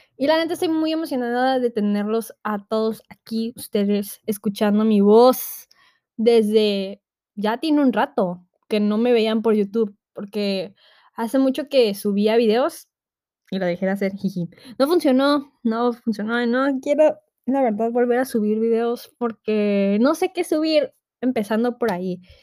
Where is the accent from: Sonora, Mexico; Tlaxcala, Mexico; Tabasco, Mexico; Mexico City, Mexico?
Tabasco, Mexico; yo soy de Tabasco